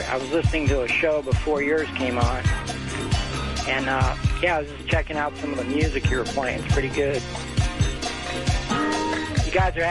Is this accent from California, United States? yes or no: no; Fort Lauderdale, Florida, United States; I'm from Fort Lauderdale. When I was playing guitar and we were doing all this, I was looking across the road, you know, across from the park, and it was the Broward County General Hospital, and that's where I was born.